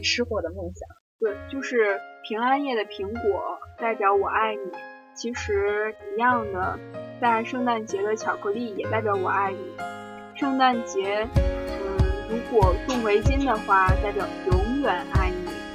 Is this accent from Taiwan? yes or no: no; Tianjin, China; 虽然我们都是天津人，也是北方人